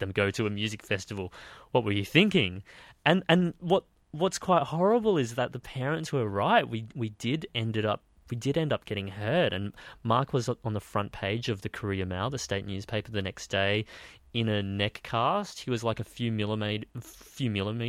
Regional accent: Queensland, Australia; moved away as an adult; also born or lived in Brisbane; now in Sydney, Australia; I was born in Queensland, raised in Queensland, and then I moved to Brisbane when I was 17

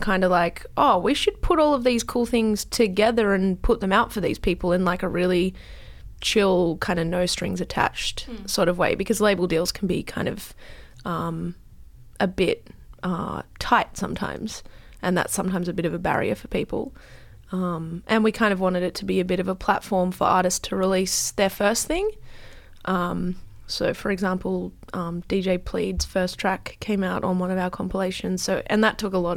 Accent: Australia; our being is Australian.

